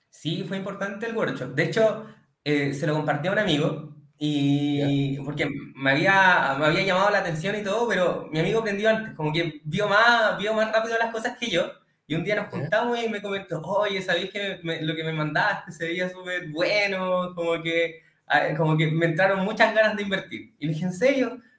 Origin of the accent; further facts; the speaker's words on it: Santiago, Santiago Metropolitan Region, Chile; eh, soy de Santiago, tengo 28 años